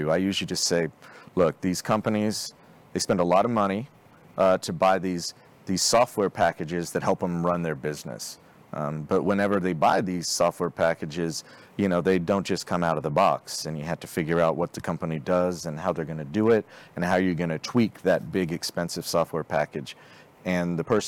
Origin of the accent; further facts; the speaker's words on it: Fort Smith, Arkansas, United States; now in Dallas, United States; I grew up in Northwest Arkansas in a town called Fort Smith. That's where my formative years were, you know, mainly late junior high and high school